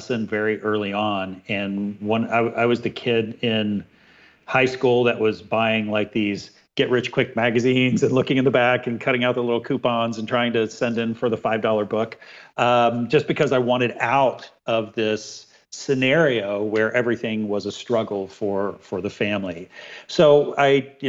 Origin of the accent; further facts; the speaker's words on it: Dayton, Ohio, United States; I grew up in Ohio, Dayton, Ohio, not too far from Michigan